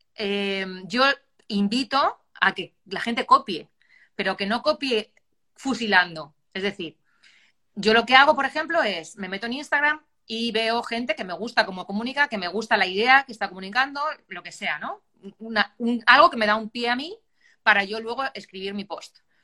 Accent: Puertollano, Castilla-La Mancha, Spain; moved away as an adult; also born or lived in Ibiza; estaba ya en mi, pueblo, yo soy de Puerto Llano, de Ciudad Real

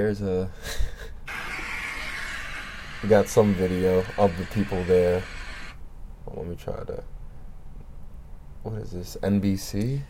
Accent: Freeport, New York, United States; I grew up around the Freeport train station

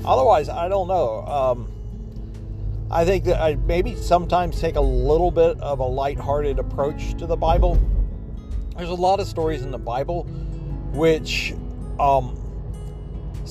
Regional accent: Oak Ridge, Tennessee, United States; my hometown, I think, of Oak Ridge

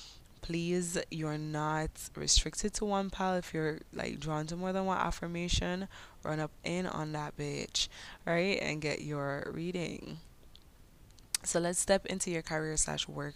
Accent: Jamaica; accent: Jamaican patois; first language English; My Jamaican patois

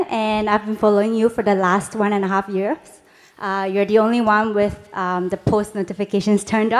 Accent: Singapore; my home country, Singapore.

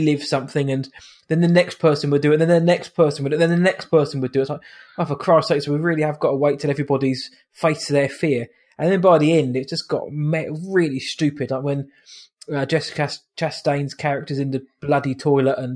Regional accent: United Kingdom; we are British after all.

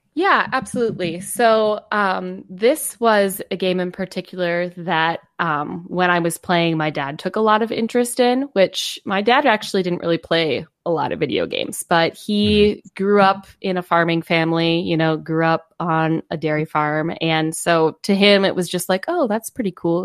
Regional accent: Wisconsin, United States; we are from Wisconsin.

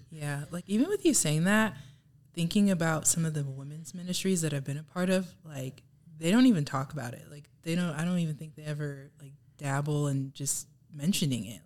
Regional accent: Houston, Texas, United States; moved away as an adult; now in Michigan, United States; I grew up in Texas

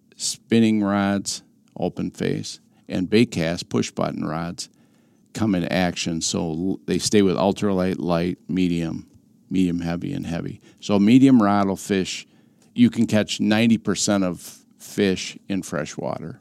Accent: Wisconsin River, United States; I grew up on the Wisconsin River, two blocks off.

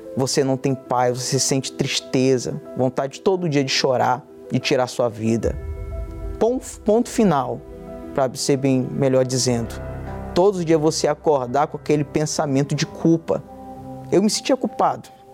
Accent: Porto Velho, Rondônia, Brazil; tenho 24 anos, sou de Porto Velho, Rondônia

